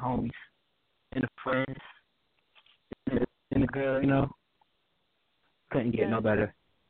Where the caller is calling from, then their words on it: Norfolk, Virginia, United States; I'm calling from Norfolk, Virginia.